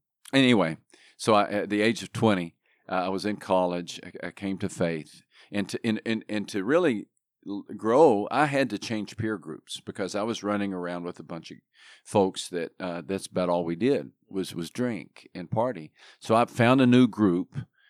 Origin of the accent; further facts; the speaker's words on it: Texas, United States; moved away as an adult; Yeah, I grew up in Texas.